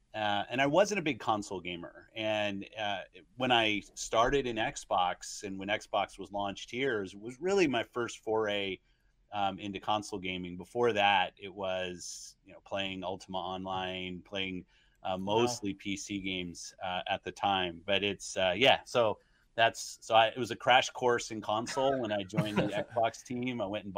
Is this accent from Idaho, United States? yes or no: no; California, United States; I grew up in Southern, at that time I was in Southern California, and I'd ride my skateboard down to the arcades and play games.